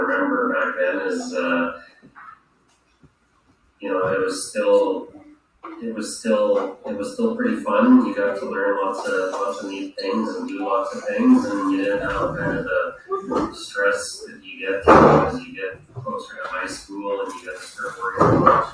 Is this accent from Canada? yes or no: yes; Yellowknife, Northwest Territories, Canada; moved away as an adult; now in Calgary, Canada; I grew up in Yellowknife, Northwest Territories, so pretty far away.